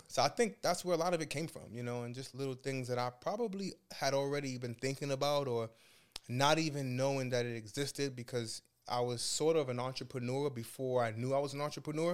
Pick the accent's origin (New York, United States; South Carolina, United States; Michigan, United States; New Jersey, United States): New York, United States; New York City; I grew up in Brooklyn, New York